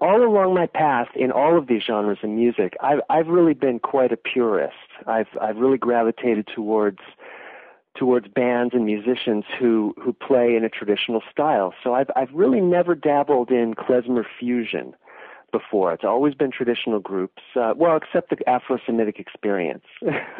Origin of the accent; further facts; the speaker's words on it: California, United States; now in Massachusetts, United States; I'm originally from California. I live in the Northeast USA now in Massachusetts.